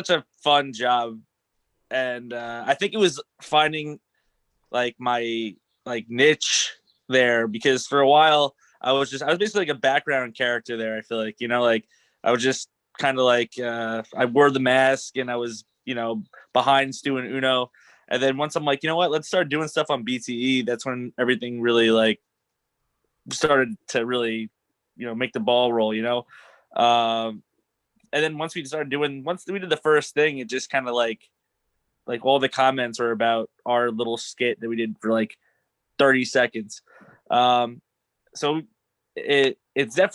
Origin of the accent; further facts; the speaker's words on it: New York, United States; I'm from New York. I'm a Rangers